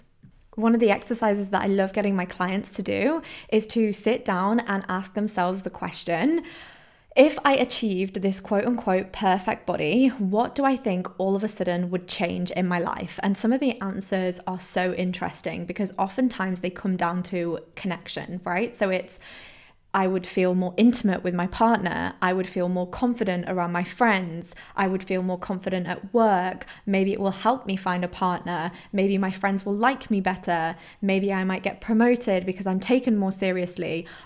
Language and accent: English; Poland; So I grew up in Poland, I moved around all the time, I was constantly the new girl in every single school